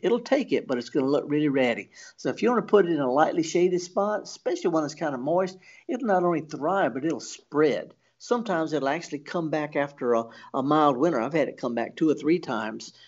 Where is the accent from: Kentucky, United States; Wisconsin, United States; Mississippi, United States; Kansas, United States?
Mississippi, United States; the Mississippi Delta, United States; I'm from the Delta